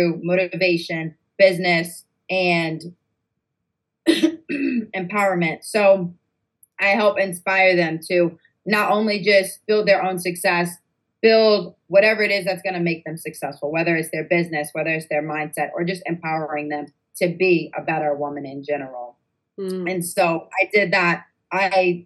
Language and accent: English; New York, United States; we're actually from New York